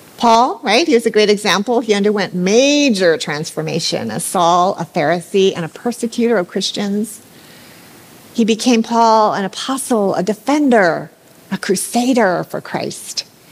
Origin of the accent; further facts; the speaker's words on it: Hawaii, United States; I grew up here in Hawaii somewhat sheltered